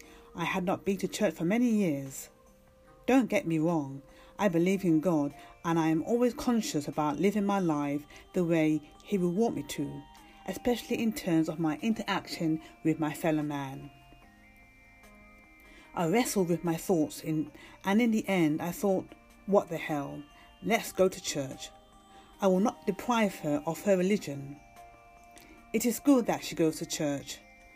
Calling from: London, United Kingdom; from London, UK

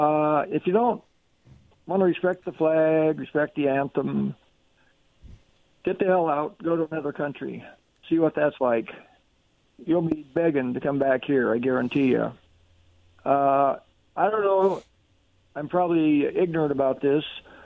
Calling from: Kennewick, Washington, United States; This is … from Kennewick.

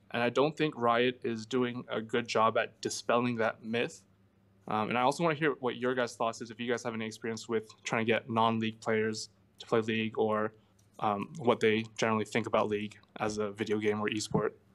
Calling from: Montreal, Quebec, Canada; I'm calling from Montreal

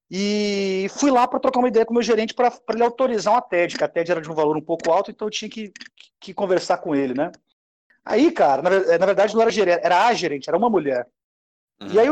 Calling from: Goiânia, Goiás, Brazil; eu estou falando de Goiânia, Goiás, é, eu sou administrador de empresa

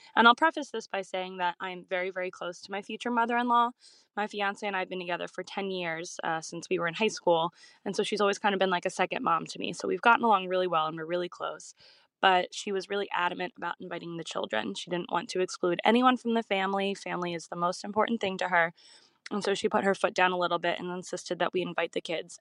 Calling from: Philadelphia, Pennsylvania, United States; I'm calling from Philadelphia, Pennsylvania, in the US.

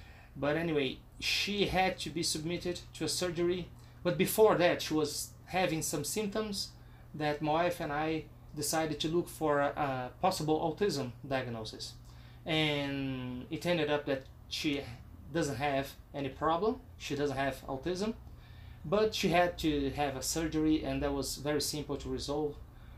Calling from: Brazil; English is a second language; I am recording from Brazil.

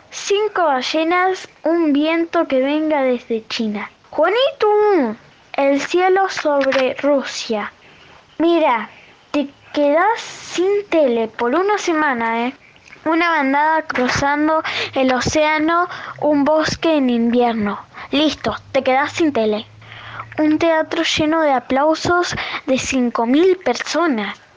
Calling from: Villa Quinteros, Tucumán, Argentina; de Villa Quinteros, Tucumán.

